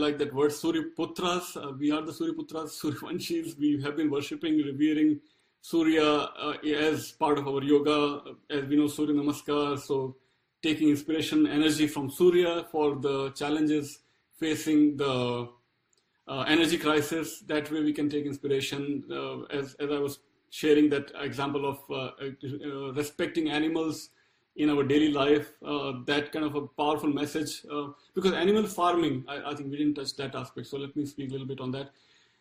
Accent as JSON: {"language": "English", "region": "Rajasthan", "country": "India", "said": "Rajasthan, my home state"}